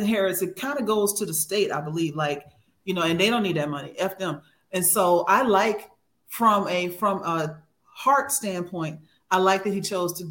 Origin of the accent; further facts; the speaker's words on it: Houston, Texas, United States; I'm from Houston